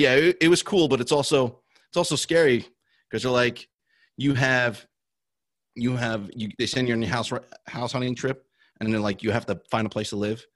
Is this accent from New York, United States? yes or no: no; New Jersey, United States; I grew up in New Jersey